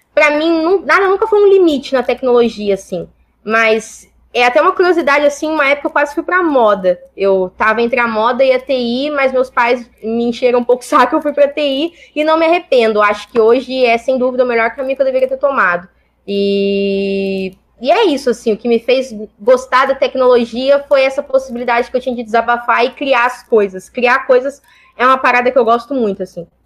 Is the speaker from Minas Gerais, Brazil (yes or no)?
no; São Paulo, Brazil; moved away as an adult; also born or lived in Porto Alegre; Eu saí de São Paulo, eu sou paulista, é, sou paulista da Zona Leste